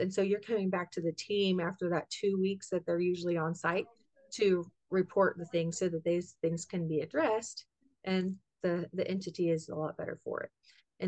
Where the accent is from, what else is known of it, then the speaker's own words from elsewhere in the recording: Kansas, United States; also born or lived in Virginia; we knew we were coming back to Kansas, and I'm from Kansas